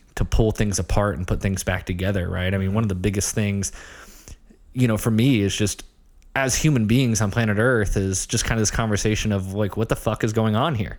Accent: Ohio, United States; moved away; also born or lived in Long Island, New York; I grew up in Ohio, small town. Um, you know, very quintessential Midwest

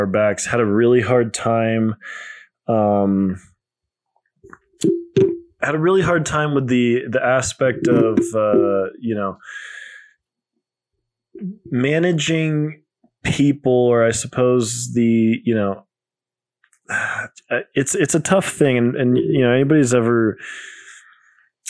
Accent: Colorado, United States; moved away as an adult; also born or lived in New York City; I came back to my home state of Colorado. We're in the Denver area

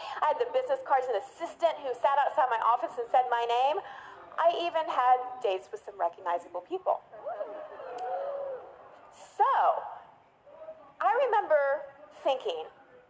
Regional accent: Dallas, Texas, United States; I grew up in Dallas. I thought I could go far away to college. I went to Northwestern in Chicago and reinvent myself.

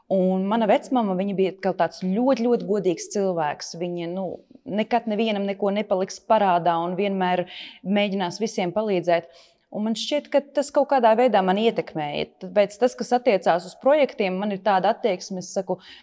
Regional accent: Latvia; mēs taču esam no Latvijas

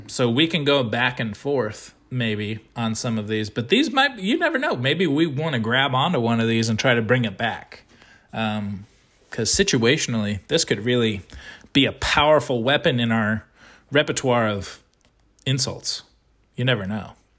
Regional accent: United States; I am an American

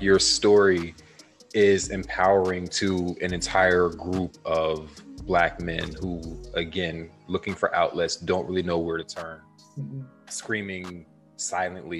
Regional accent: Harrisburg, Pennsylvania, United States; moved away as an adult; also born or lived in Philadelphia; I'm from Harrisburg, Pennsylvania

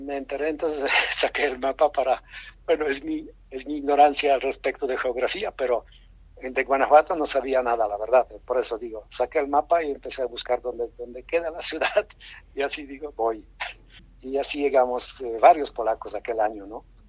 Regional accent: Poland; Spanish is a second language; moved away as an adult; now in Mexico; en mi país, Polonia

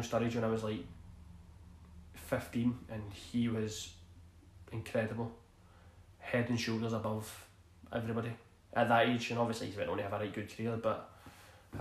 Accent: Glasgow, Scotland, United Kingdom; I grew up in East End of Glasgow

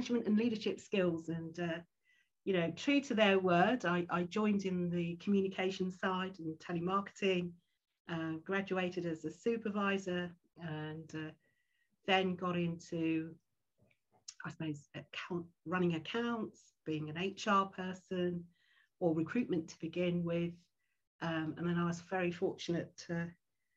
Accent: London, United Kingdom; I'm a Londoner and very fortunate to, you know, have come through schooling and all

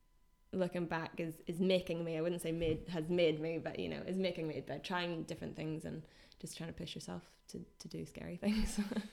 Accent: Northern Ireland, United Kingdom; accent: Northern Irish; Yeah, I was really conscious of it. So I think I neutralized my accent quite a lot because I was teaching them English.

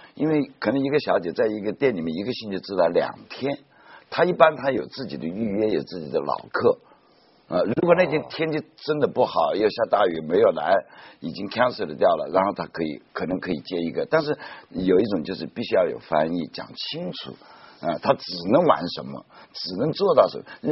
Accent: China; 福建帮跟呃上海帮，然后东北帮，呃都是我们中国人自己在里面。

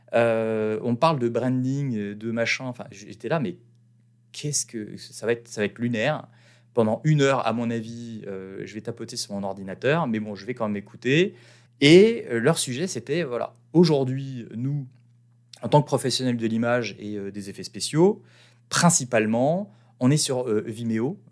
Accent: France; moved away as an adult; en tant que petit Français qui a quand même une bonne expérience en marketing

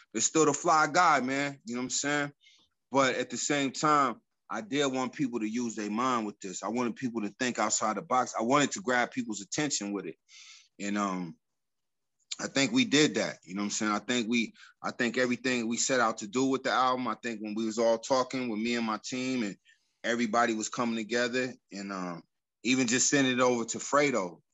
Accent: Colorado Springs, Colorado, United States; a club that I grew up in Colorado Springs called the Jazz Affair

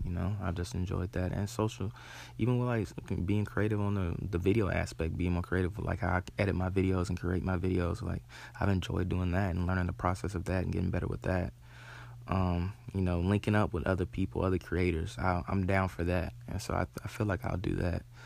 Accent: Charlotte, North Carolina, United States; I'm born and raised in Charlotte

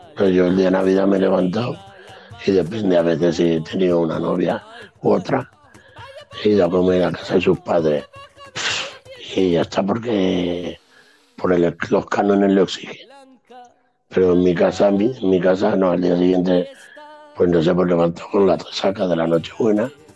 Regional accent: Andalusia, Spain; siendo andaluz

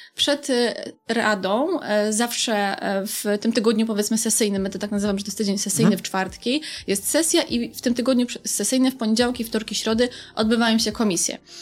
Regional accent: Wrocław, Lower Silesian Voivodeship, Poland; Jestem wrocławianką, kobietą, feministką

